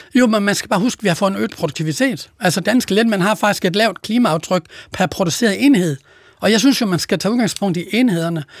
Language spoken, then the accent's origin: Danish; Denmark; Jylland, hvor jeg kommer fra